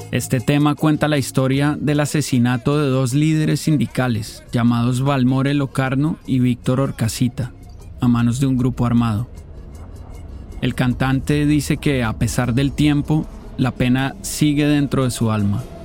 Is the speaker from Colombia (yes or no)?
yes; Colombia; Yo crecí en Colombia, donde esta música es bien popular